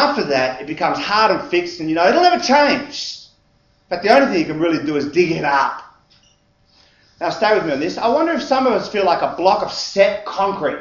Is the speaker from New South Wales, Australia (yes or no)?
yes; Sydney, New South Wales, Australia; the home I grew up in West Ryde